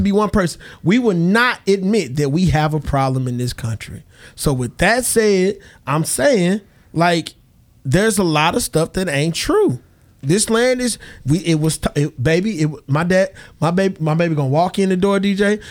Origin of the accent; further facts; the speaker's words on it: United States; I'm an American.